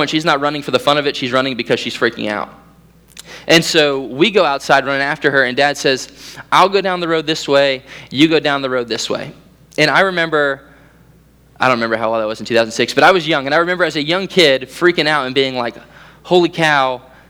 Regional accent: Central Florida, United States; as a Central Floridian, we had 4 hurricanes come through in like 2 weeks.

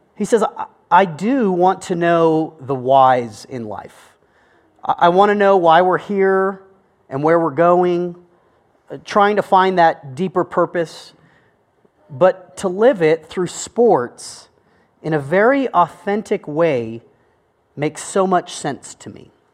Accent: United States; I am an American

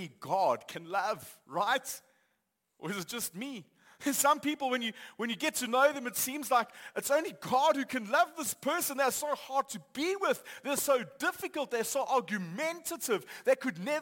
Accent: Johannesburg, Gauteng, South Africa; I grew up in Johannesburg. I've lived here for most of my life.

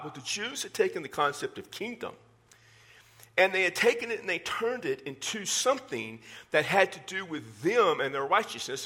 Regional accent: Texas, United States; I'm from Texas

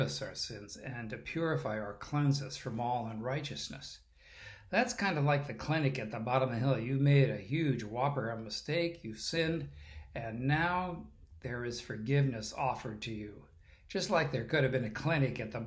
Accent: California, United States; I'm a Californian

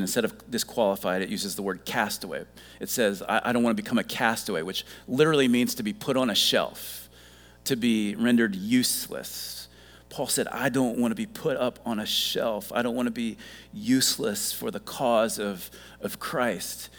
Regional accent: Ohio, United States; moved away as an adult; now in South Carolina, United States; I grew up in Ohio

